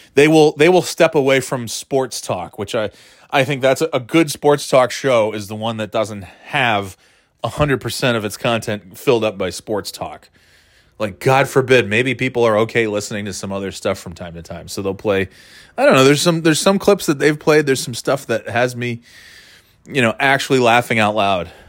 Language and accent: English; New Hampshire, United States; I'm from New Hampshire